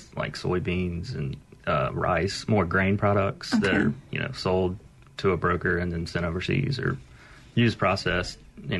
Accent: Cleveland, Mississippi, United States; Yeah, I'm from Cleveland, Mississippi. Went to Delta State there and grew up working on a row crop farm

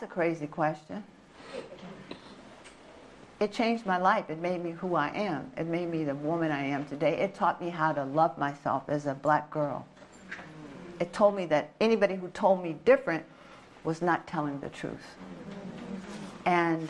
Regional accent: Washington, District of Columbia, United States; moved away as an adult; I was raised around it in Southeast.

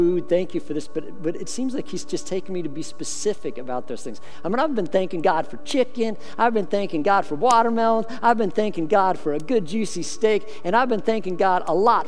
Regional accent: Colorado, United States; I grew up in Colorado

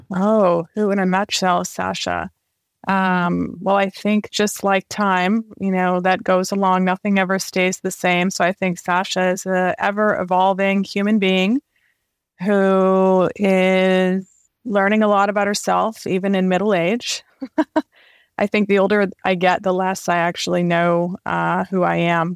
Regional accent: Vancouver, British Columbia, Canada; moved away; also born or lived in London; I grew up in Canada in Vancouver

